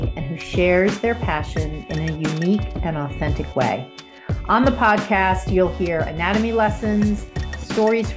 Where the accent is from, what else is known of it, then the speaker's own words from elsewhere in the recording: New York City, New York, United States; also born or lived in New Jersey; being born in the Bronx and growing up in New York City and New Jersey